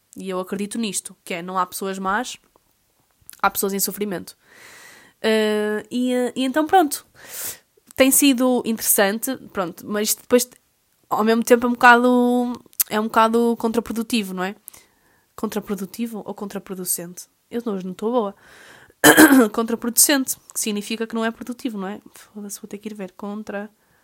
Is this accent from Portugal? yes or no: yes; Portugal; a nós enquanto portugueses